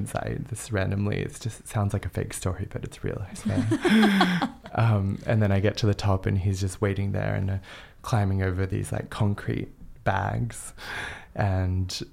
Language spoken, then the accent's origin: English; Canberra, Australian Capital Territory, Australia; I grew up in Canberra in Australia